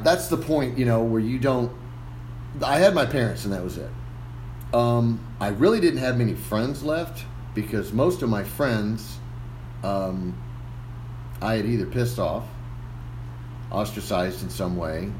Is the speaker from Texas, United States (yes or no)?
yes; McAllen, Texas, United States; I'm originally from here in McAllen. I born here and uh, graduated from McAllen Memorial High School in 1990